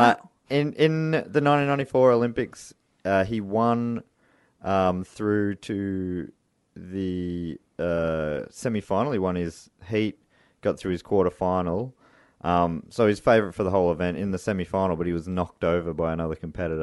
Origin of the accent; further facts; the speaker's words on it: Australia; our country, Australia